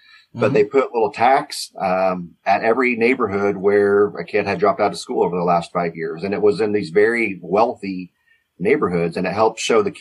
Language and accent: English; Kansas, United States; I wanted to be back somewhere close to my hometown. And so I'm right in the middle of Kansas, near the Wichita metro area.